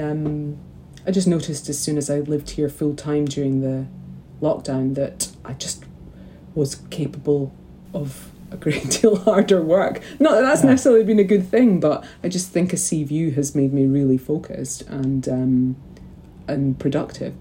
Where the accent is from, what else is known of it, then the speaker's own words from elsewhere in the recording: St Andrews, Scotland, United Kingdom; also born or lived in Glasgow; I grew up in St Andrews from the age of three, but prior to that, I was in Kelvin Dale in Glasgow.